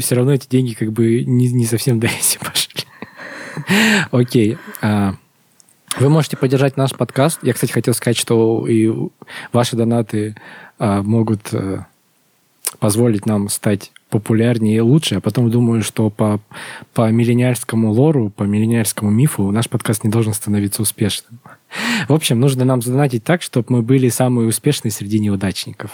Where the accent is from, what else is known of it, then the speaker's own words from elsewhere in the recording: Russia; мы из России